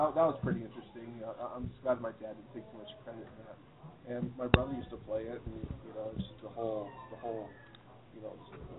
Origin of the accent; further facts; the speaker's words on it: Kansas, United States; I grew up in Kansas, and so Kansas is still the Bible Belt. So when I was a kid, I remember going to church, and it was a non-denominational church